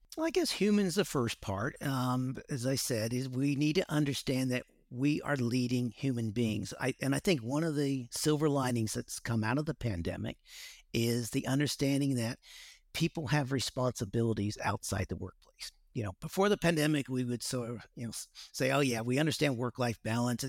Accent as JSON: {"language": "English", "region": "West Coast", "country": "United States", "tie": "born or raised there", "also_born_or_lived": "Dallas, Texas / Singapore / Australia", "moved": "as an adult", "said": "I grew up on the West Coast"}